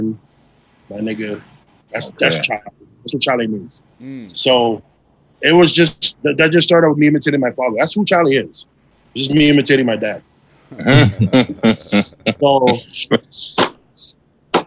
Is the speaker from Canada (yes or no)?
yes; Mississauga, Ontario, Canada; moved away as an adult; also born or lived in Toronto; now in Edmonton, Canada; I grew up in Malton and then moved to Toronto when I wanted to pursue this